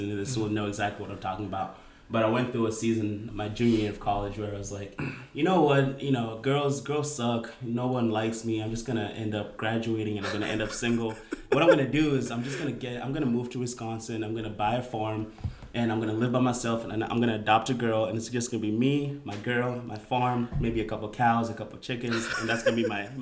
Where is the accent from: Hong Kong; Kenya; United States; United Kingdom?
Kenya; moved away; we're going to go to my home country, my hometown